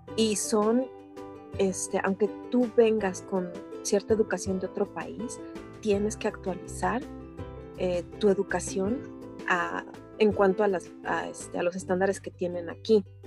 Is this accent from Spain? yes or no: no; Mexico City, Mexico; moved away as an adult; now in Edmonton, Canada; yo nací en México, en el Distrito Federal, y pues mi, infancia fue, fue, fue normal, o sea, muy bonita